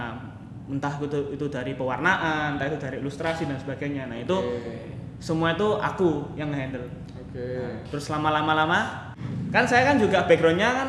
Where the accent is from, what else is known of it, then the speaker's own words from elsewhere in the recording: Surabaya, East Java, Indonesia; terus saya asli Surabaya sih saya asli Surabaya uh, saya kerja di Surabaya selama hampir tiga setengah tahun ya